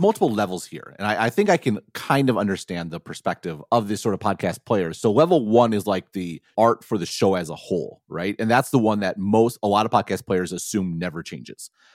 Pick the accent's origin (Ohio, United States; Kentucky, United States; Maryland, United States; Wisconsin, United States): Wisconsin, United States; Madison; people like me could grow up in a city like Madison